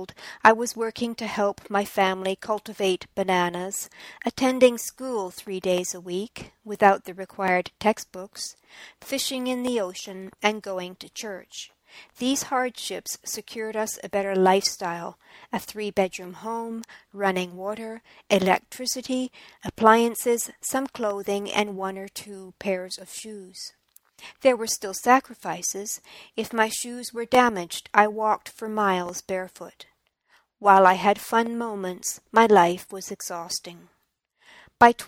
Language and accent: English; St. Lucia; also born or lived in Toronto, Canada; now in British Columbia, Canada; I was born in St. Lucia, into the poverty created as a result of colonization. I lived in a segregated part of the island.